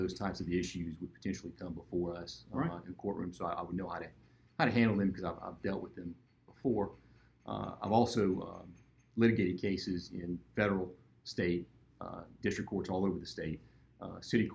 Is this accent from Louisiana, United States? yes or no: yes; Lafayette, Louisiana, United States; I was born and raised here in Lafayette